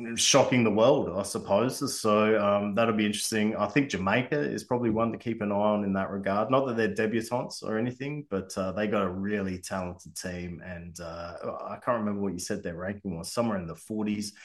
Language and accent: English; Australia; as an Australian